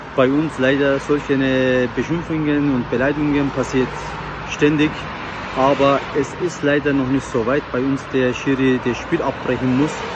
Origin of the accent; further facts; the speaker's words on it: Istanbul, Turkey; moved away as an adult; now in Munich, Germany; ich komme aus Istanbul, ich lebe seit über 25 Jahren hier in München